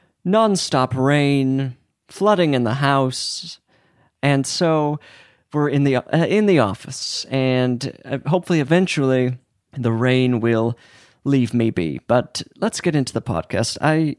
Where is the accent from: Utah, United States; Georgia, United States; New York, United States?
Utah, United States; born or raised there